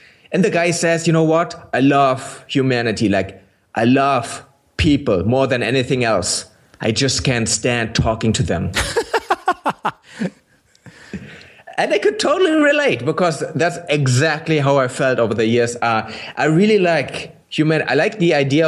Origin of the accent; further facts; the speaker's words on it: Berlin, Germany; English is a second language; I didn't grow up in East Germany. I grew up in West Berlin.